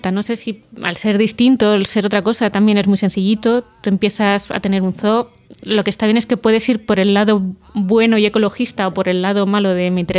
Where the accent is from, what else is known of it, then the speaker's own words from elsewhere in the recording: Vallecas, Community of Madrid, Spain; Para los que somos de Vallecas.